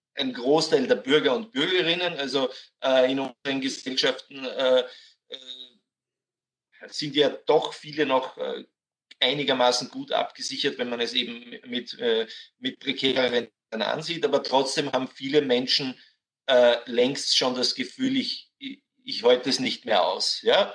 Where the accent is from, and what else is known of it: Austria